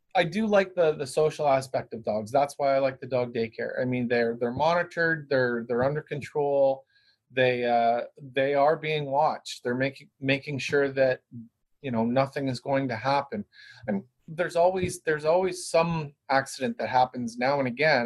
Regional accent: Brantford, Ontario, Canada; now in Guelph, Canada; I actually live in Guelph. I grew up in Brantford

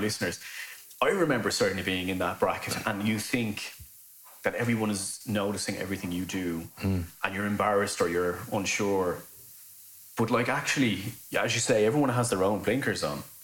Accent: Lusk, Leinster, Ireland; growing up in Dublin, right? And this is how I speak.

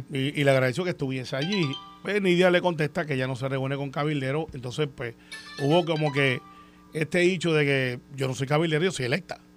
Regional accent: Puerto Rico; he dicho, mire, yo soy de Puerto Rico

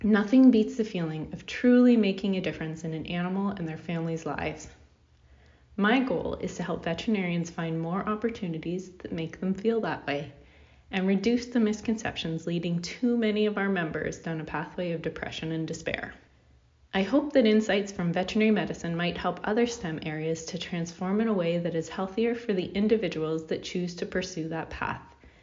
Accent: Canada; I'm a Canadian veterinarian

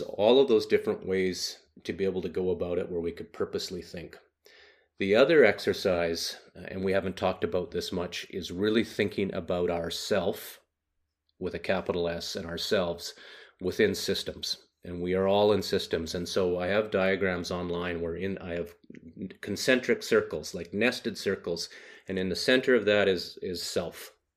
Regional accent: Haida Gwaii, British Columbia, Canada; I grew up very rural in Western Canada on a group of islands that are 80 kilometers off the mainland coast a place called Haida Gwaii

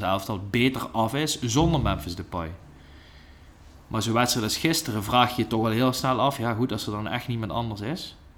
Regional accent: Netherlands; ik als Nederlander

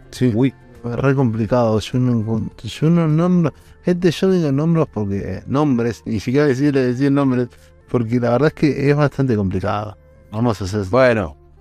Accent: Argentina; no soy de Puerto Rico, soy de Argentina

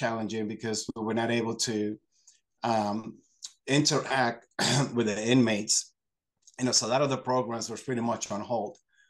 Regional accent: New York, United States; moved away as an adult; now in Lebanon, Pennsylvania, United States; currently, yes, I am from the Lebanon area. Originally from New York.

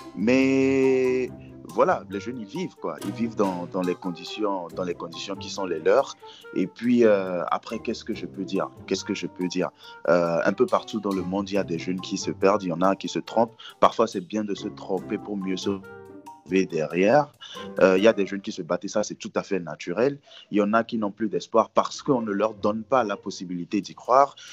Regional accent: Togo; je suis togolais, togolais et fier

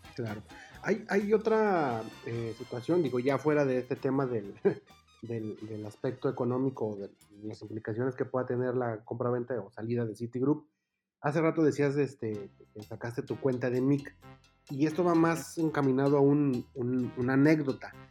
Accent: Mexico; somos re buenísimos los mexicanos

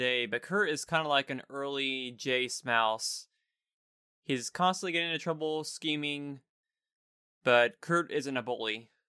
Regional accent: Greece; No, I'm from Greece.

